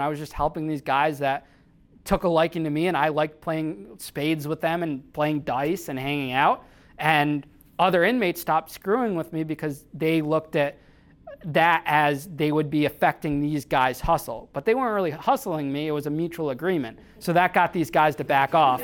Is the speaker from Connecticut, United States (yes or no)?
yes; Danbury, Connecticut, United States; Danbury, Connecticut, which is my hometown.